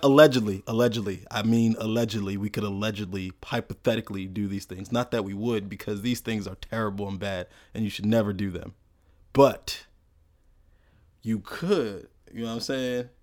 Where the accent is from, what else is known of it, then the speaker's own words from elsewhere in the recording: United States; born and raised in America